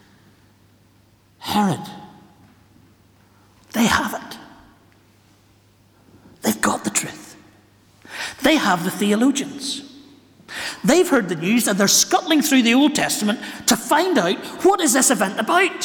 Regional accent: Ballymena, Northern Ireland, United Kingdom; I'm from Ballymena, where the shepherds are out in the fields and the ministers know their theology.

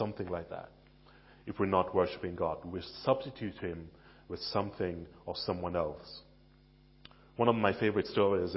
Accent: Jamaica; now in Billericay, United Kingdom; Many of you know that I am Jamaican. I grew up in Jamaica

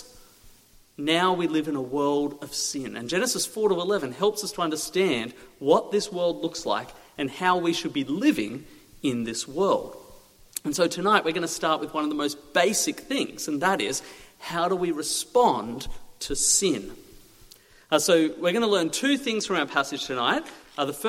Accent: Australia; moved away as an adult; now in Little Shelford, United Kingdom; I'm from Australia. I came here a year ago.

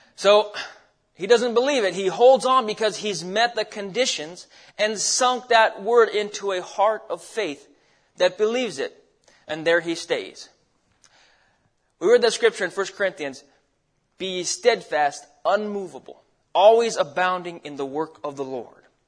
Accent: Alaska, United States; moved away as an adult; also born or lived in Arizona; now in Idaho, United States; I grew up in Alaska.

